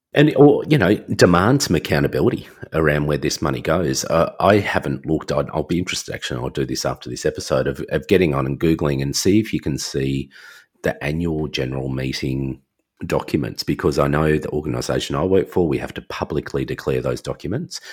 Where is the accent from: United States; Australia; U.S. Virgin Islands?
Australia; I'm Australian